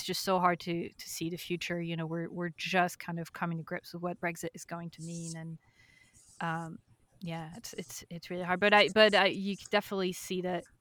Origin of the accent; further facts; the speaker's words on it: France; now in United Kingdom; I live in the UK. I'm from France, so Western